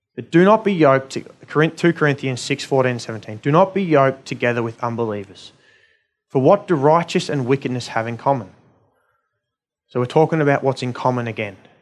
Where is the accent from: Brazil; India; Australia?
Australia; being Australian, um, middle-class people